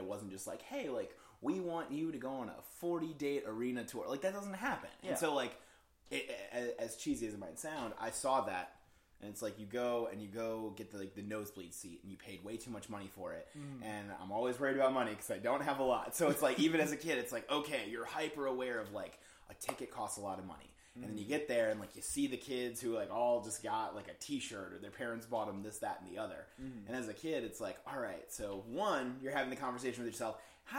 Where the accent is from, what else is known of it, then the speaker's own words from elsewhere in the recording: Wisconsin, United States; But I grew up in Wisconsin, and so a lot of like the suburb life in the Midwest is just like so isolating.